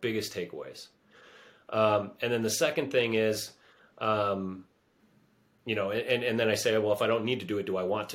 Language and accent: English; United States; I was born in the United States